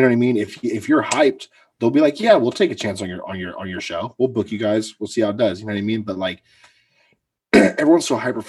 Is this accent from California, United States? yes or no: yes; Central Valley, California, United States; I'm from the Central Valley.